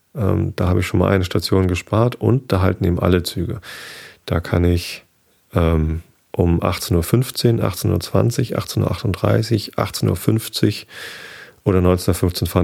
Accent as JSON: {"language": "German", "area": "near Karkensdorf, south of Hamburg", "region": "Lower Saxony", "country": "Germany", "tie": "born or raised there", "said": "Ich bin in der Nähe aufgewachsen, zwei Dörfer weiter"}